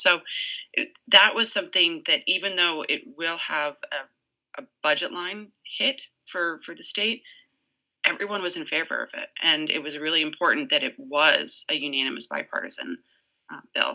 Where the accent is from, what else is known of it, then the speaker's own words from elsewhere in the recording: Massachusetts, United States; now in Orange, Connecticut, United States; I'm actually originally from Massachusetts